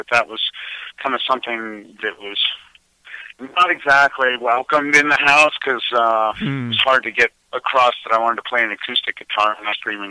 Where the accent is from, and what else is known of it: Colorado, United States; born or raised there; also born or lived in New Jersey